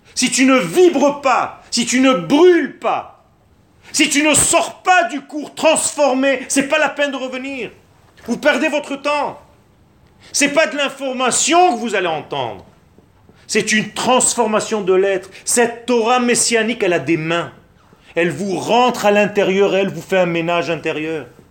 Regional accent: Israel; French is a second language; Je suis né en Israël

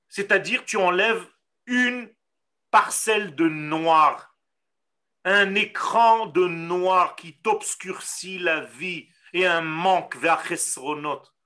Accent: Israel; first language Hebrew; French is a second language; Moi, je parle hébreu, je suis né en Israël

